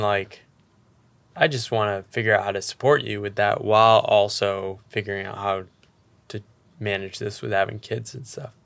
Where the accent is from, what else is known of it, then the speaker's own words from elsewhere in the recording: United States; growing up in the American economy